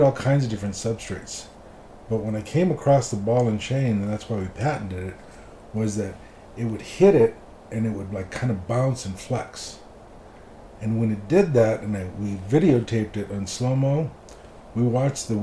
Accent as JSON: {"language": "English", "town": "Los Angeles", "region": "California", "country": "United States", "also_born_or_lived": "Florida", "moved": "yes", "lives_now": "Las Vegas, United States", "said": "I'm from East"}